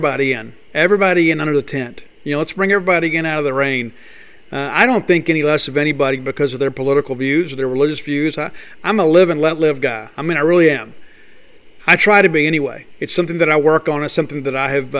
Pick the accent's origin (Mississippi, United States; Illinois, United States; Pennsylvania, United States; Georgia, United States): Mississippi, United States; I grew up in Mississippi too, and I think part of the rite of passage of growing up in the Magnolia State is we have this chip on our shoulder